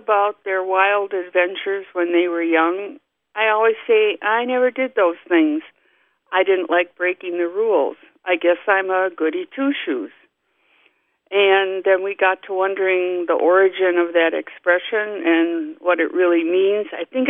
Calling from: Greenfield, Wisconsin, United States; Greenfield. It's a suburb of Milwaukee, Wisconsin.

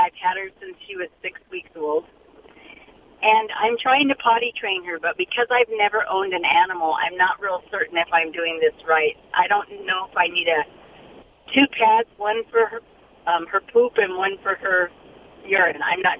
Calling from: Santa Fe Springs, California, United States; Santa Fe Springs.

